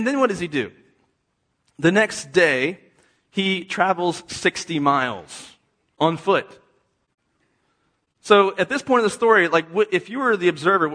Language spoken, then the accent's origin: English; East Coast, United States; now in Texas, United States; I'm from the East Coast. I didn't know what that was till I came to Texas